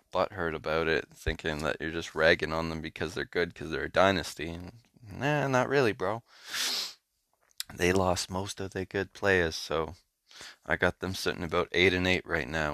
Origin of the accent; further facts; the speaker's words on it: Canada; I'm Canadian